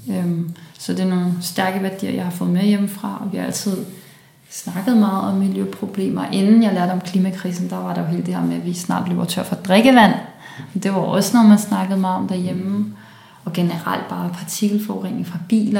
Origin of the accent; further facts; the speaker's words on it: Copenhagen, Capital Region of Denmark, Denmark; born or raised there; also born or lived in Brussels, Belgium